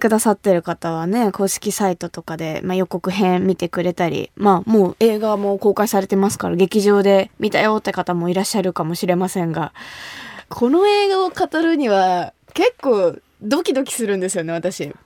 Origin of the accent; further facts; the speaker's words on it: Kumamoto, Japan; 私の地元、熊本